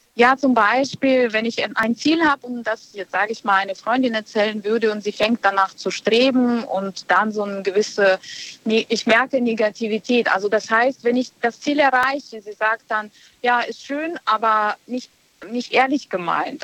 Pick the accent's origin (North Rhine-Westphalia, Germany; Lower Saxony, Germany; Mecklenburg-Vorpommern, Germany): North Rhine-Westphalia, Germany; Bonn; Aus Bonn.